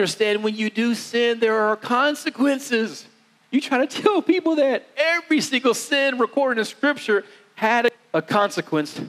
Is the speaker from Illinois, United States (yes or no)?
no; West Virginia, United States; I'm from West Virginia.